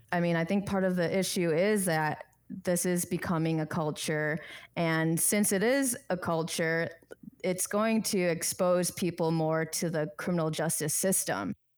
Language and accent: English; Chicago, Illinois, United States; moved away as an adult; now in Arizona, United States; I was born and raised in Chicago, my parents migrated from Bangkok, Thailand